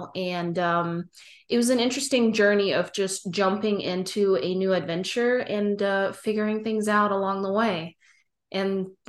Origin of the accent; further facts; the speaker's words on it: Germany; moved away as an adult; now in United States; so I'm originally from Germany, and I moved to the US when I was 20. So I packed three suitcases and I moved across the pond out of my parents' house and started a whole brand new life in the US.